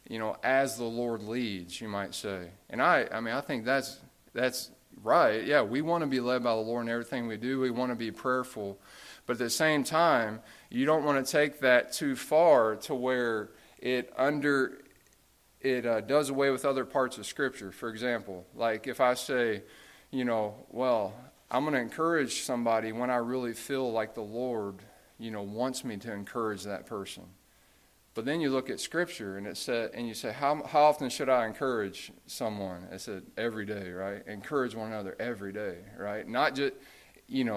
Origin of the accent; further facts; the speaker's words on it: United States; we are American, right? I mean, we're Christian. We're not American in the sense, right? We're Christian. That's our identity. But we did grow up in America